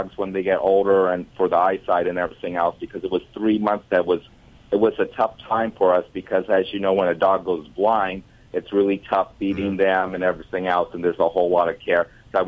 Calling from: Lomita, California, United States; I'm calling from Lomita, California. It's the South Bay, Palos Verdes, Los Angeles area.

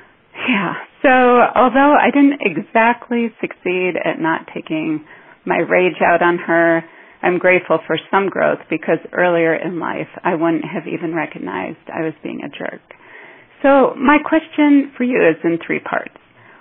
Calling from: Denver, Colorado, United States; I'm calling in from Denver, Colorado.

